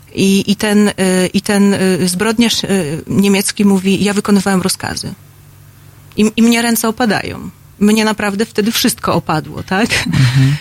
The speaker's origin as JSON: {"language": "Polish", "country": "Poland", "tie": "born or raised there", "said": "urodziłam się w takim kraju, w którym tworzy Leszek Mądzik i Lech Majewski"}